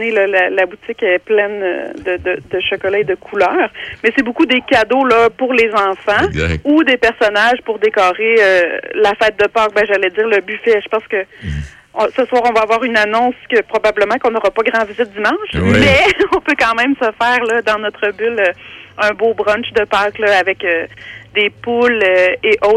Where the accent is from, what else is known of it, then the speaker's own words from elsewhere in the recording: Sainte-Brigitte-des-Saults, Quebec, Canada; grandi à Sainte-Brigitte-des-Sceaux, bien proche de Drummondville, mettons.